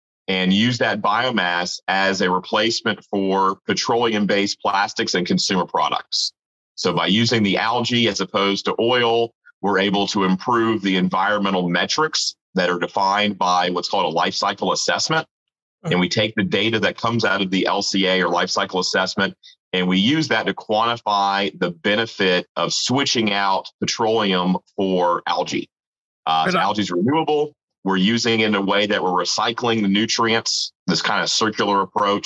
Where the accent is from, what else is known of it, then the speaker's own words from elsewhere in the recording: Marietta, Georgia, United States; So I'm from Atlanta, a suburb of Atlanta called Marietta